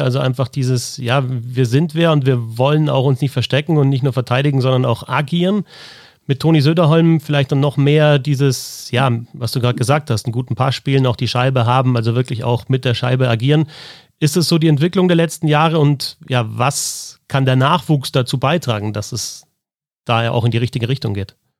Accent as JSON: {"language": "German", "area": "Miesbach area", "region": "Bavaria", "country": "Germany", "said": "ich komme eben aus der Gegend von Miesbach"}